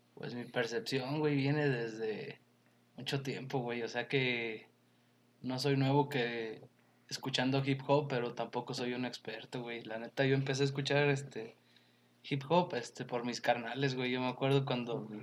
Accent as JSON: {"language": "Spanish", "country": "Mexico", "said": "uno como mexicano"}